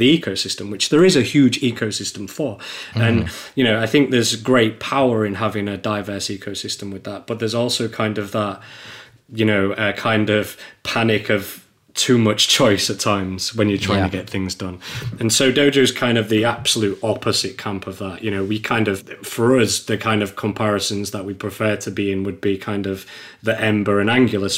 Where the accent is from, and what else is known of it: England, United Kingdom